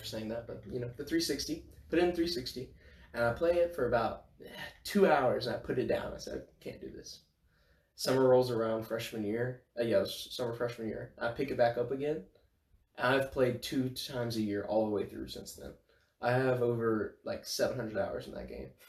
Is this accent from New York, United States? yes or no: no; Bossier City, Louisiana, United States; I am from Bossier City, Louisiana.